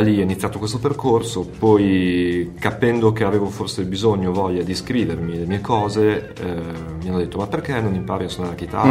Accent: Bologna, Emilia-Romagna, Italy; moved away as an adult; now in Camugnano, Italy; Sono bolognese

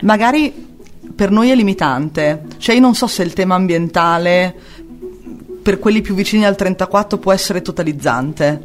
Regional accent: San Lazzaro di Savena, Emilia-Romagna, Italy; nata e cresciuta a San Lazzaro di Savena

